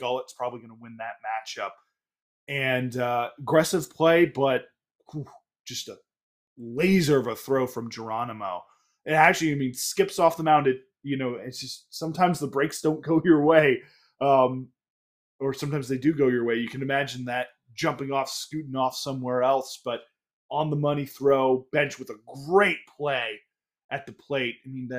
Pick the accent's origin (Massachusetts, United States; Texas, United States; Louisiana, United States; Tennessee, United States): Massachusetts, United States; Boston; accent: Boston; my Boston accent